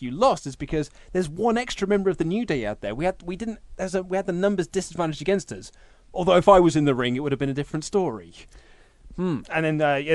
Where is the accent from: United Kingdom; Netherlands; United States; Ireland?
United Kingdom; England; we're English